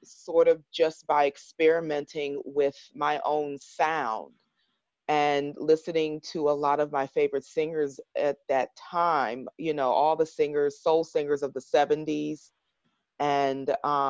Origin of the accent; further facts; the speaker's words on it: Harrisburg, Pennsylvania, United States; I grew up in a town right outside Philadelphia, Harrisburg, Pennsylvania